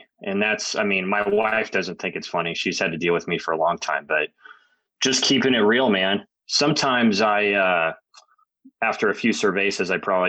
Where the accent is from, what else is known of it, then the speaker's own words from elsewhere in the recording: San Diego, California, United States; I grew up in San Diego, California, kind of a golf hotbed.